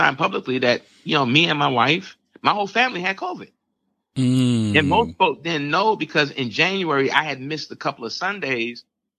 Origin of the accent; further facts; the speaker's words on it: Barbados; You know, my home country, Barbados, just went down another lockdown